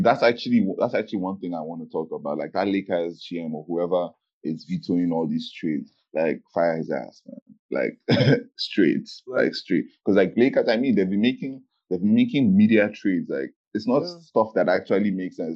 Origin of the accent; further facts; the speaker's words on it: Nigeria; we're Nigerian